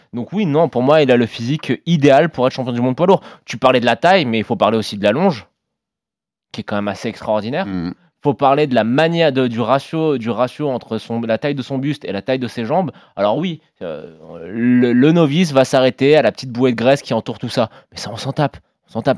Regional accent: France; quand on est français

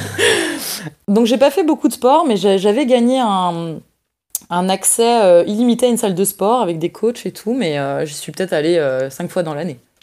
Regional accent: Mâcon, Bourgogne-Franche-Comté, France; je suis née à Mâcon le 16 mars 1993.

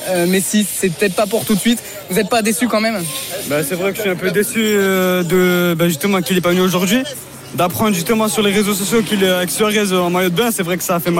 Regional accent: Mulhouse, Grand Est, France; je viens de très loin comme il a dit. Ben, je viens d'Alsace, de Mulhouse, 68.

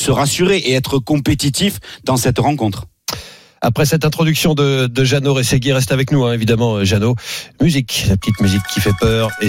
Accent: France; Moi, je suis français. Aujourd'hui, je suis lyonnais

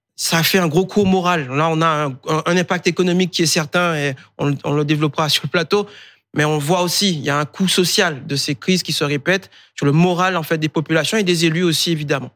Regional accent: Guadeloupe, France; moved away; je suis né en Guadeloupe. J'aurais voulu rester chez moi. Euh, j'étais victime d'un ouragan enfant

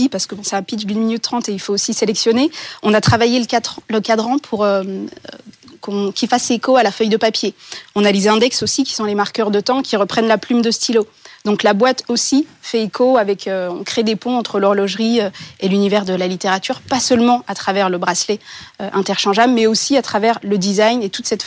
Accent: Bourgogne-Franche-Comté, France; ma région d'origine, la Franche-Comté

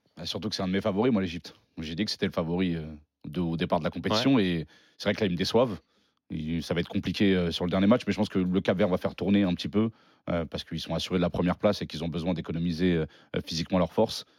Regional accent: Algeria; Je suis algérien

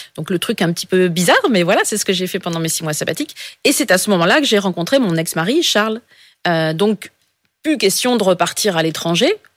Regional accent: Pas-de-Calais, Hauts-de-France, France; Je suis, du Pas-de-Calais, donc dans, le Nord

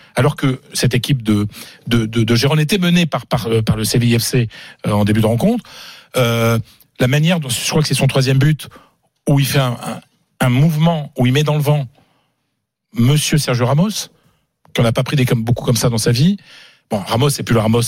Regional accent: France; je suis français

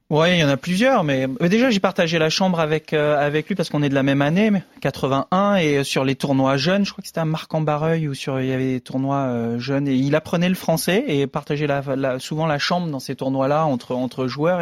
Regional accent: France; en tant que français

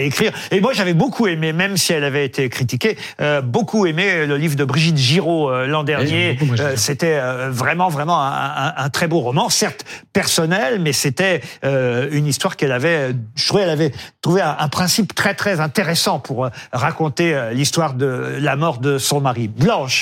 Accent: France; chez nous en France

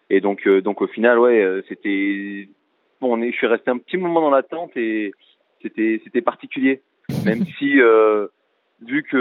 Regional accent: France; peu importe le critère que qu'on faisait en tant que Français

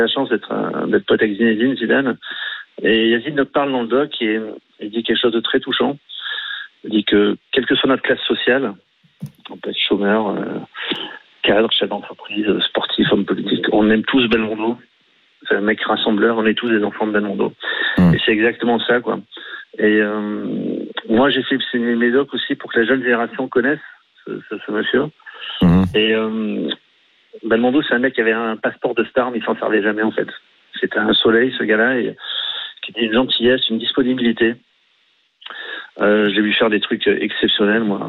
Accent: Marseille, Provence-Alpes-Côte d'Azur, France; je suis de Marseille

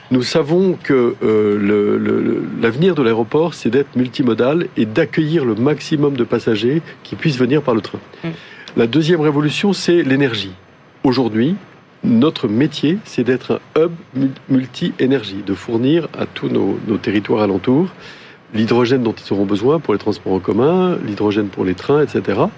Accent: France; je crois que, en tant que Français, nous avons une expertise de euh, l'appareil commercial

